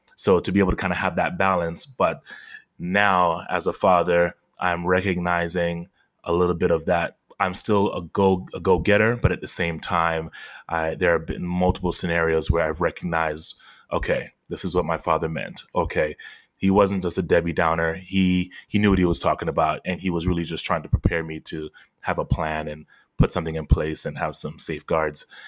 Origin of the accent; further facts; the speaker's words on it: Fort Lauderdale, Florida, United States; also born or lived in Queens, New York; I was born in Queens, New York, but raised in Fort Lauderdale